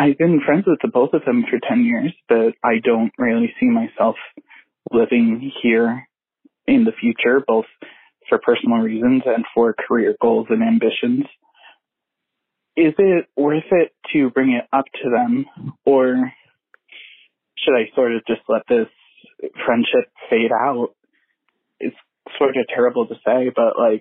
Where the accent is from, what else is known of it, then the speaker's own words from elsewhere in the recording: Long Island, New York, United States; I am from Long Island, a very conservative place